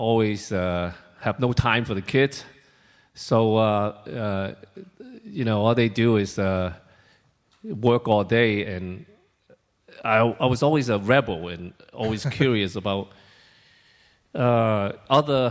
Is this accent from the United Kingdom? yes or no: no; Hong Kong; also born or lived in China; I was born in China, and when I was 2 years old, my father took me to Hong Kong from China because that was before China really opened up. And I was separated with my mom for almost 8 years while I was living in Hong Kong with my father.